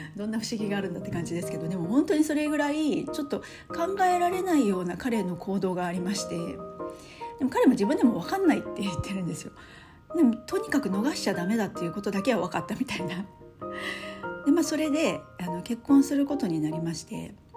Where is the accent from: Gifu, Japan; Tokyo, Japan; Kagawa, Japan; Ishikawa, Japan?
Gifu, Japan; moved away; 夫は愛知県で私岐阜県なんですよ